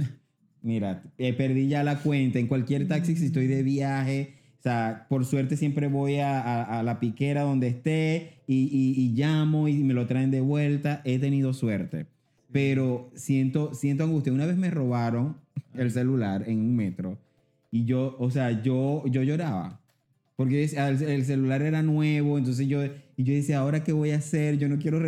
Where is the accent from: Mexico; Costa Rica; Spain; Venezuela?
Venezuela; now in Panama; Yo soy venezolano